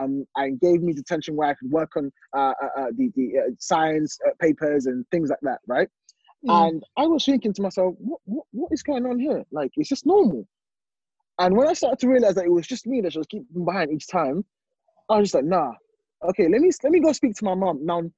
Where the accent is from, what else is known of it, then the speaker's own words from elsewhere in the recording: London, United Kingdom; my school, where I grew up in East London, is majority of them are black.